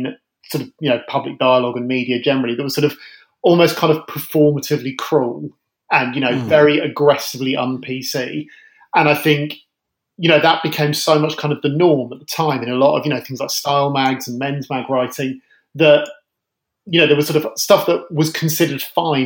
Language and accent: English; London, United Kingdom; I grew up in London